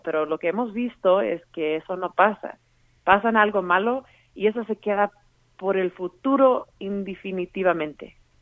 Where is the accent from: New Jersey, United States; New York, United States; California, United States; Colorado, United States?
Colorado, United States; yo misma como latina aquí que ha vivido en Colorado toda mi vida